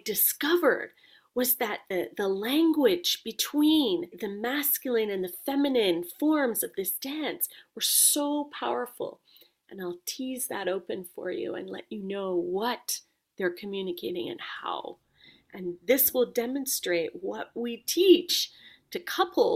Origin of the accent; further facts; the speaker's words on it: Jamaica; I come from Jamaica